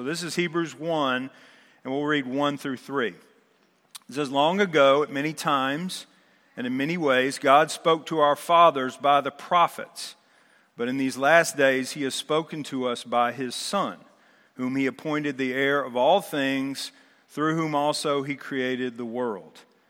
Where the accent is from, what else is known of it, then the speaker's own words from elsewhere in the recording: Texas, United States; I'm from Texas, but I hate the Astros more than any other team